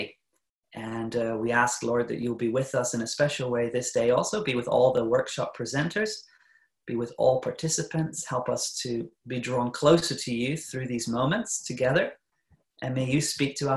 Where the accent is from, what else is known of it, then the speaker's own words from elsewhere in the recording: New Zealand; moved away as an adult; now in Norway; I'm not originally from Norway, but I'm born in New Zealand, but I married a Norwegian. And so I've been living in Norway actually for the last, about 17 years now